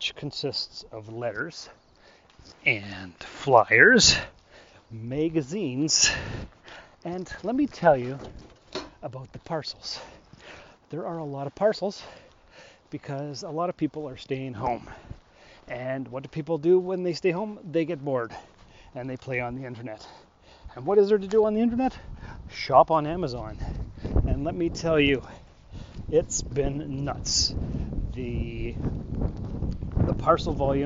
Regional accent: Sault Ste. Marie, Ontario, Canada; moved away; I was born in Sault Ste. Marie, Ontario, which is a border town. It is on the border of Canada and the U.S., and we share Lake Superior. We're right on the St. Mary's River, if that helps. Probably doesn't. But the fact is, for the first 20 years of my life, I grew up on the border town.

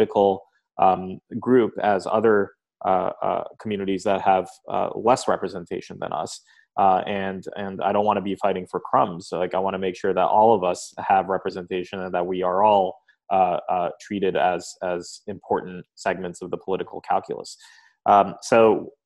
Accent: Lawrence Township, New Jersey, United States; I grew up in Lawrence Township, New Jersey, in Mercer County, which is equidistant between Trenton and Princeton

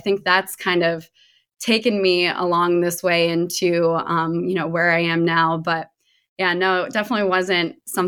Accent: Connecticut, United States; also born or lived in Meadville; I was born in Pennsylvania, in Meadville, where Allegheny College is. And then my dad got a new job at Fordham University. So we ended up moving to Connecticut. Both my parents are actually from there.

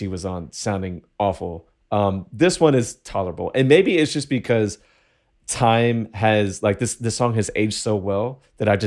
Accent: Virginia, United States; I was from Virginia

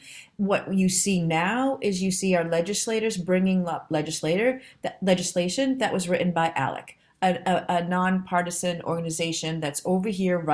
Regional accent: Boston, Massachusetts, United States; now in Indiana, United States; I came here from Boston, Massachusetts. And when I came to Indiana, I was like many people working in a job.

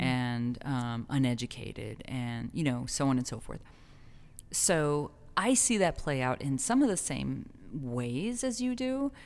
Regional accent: El Paso, Texas, United States; my hometown

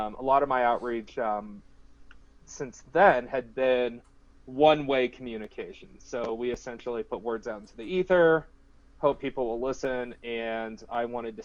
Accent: Ankeny, Iowa, United States; moved away as an adult; also born or lived in Georgia; I am originally from Iowa. I grew up in a town called Ankeny, which is about halfway between Des Moines and Ames.

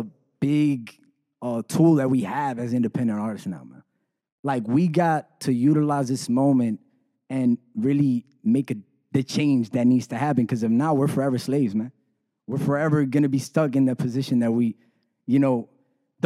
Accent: South Florida, United States; also born or lived in San Juan, Puerto Rico; Grew up in South Florida, obviously, but I was born in Puerto Rico

